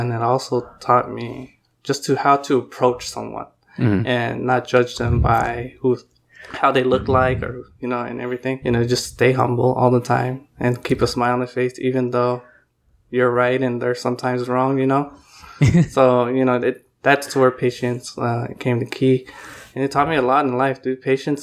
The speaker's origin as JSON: {"language": "English", "town": "San Francisco", "region": "California", "country": "United States", "tie": "born or raised there", "also_born_or_lived": "Palm Springs, California", "said": "I came to San Francisco in 95"}